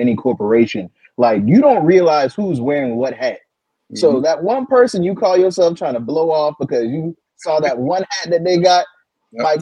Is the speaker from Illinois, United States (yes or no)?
no; Charleston, South Carolina, United States; Charleston, South Carolina